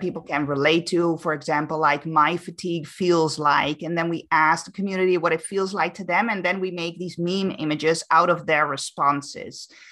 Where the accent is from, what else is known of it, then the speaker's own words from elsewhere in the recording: Amsterdam, North Holland, Netherlands; moved away as an adult; now in Canary Islands, Spain; I'm born and raised in Amsterdam, but I actually now live on the Canary Islands.